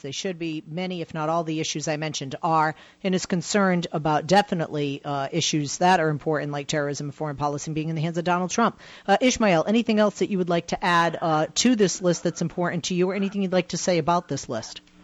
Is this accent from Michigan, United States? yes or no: no; Massachusetts, United States; I'm from Massachusetts